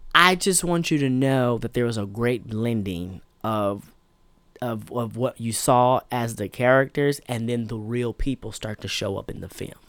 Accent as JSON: {"language": "English", "country": "United States", "said": "as African American"}